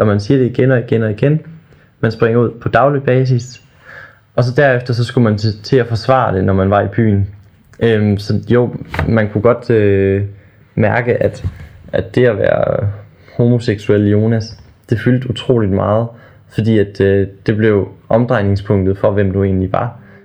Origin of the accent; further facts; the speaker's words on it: small town near Ravsted, Aabenraa, Southern Denmark, Denmark; Jeg boede i en lille by, der hedder Havsted. Ligger ved siden af en lille by, der hedder Ravsted